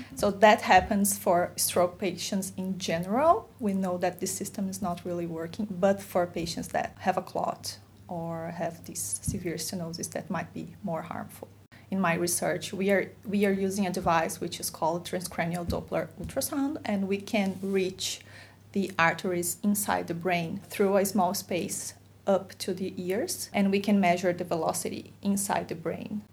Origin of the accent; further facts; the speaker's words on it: Brazil; moved away; I'm from Brazil